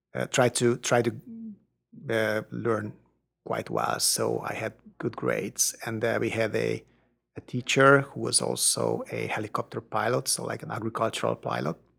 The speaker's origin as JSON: {"language": "English", "country": "Hungary", "tie": "born or raised there", "moved": "as an adult", "lives_now": "Austin, United States", "said": "I did grow up in Hungary, which was not the part of the Soviet Union"}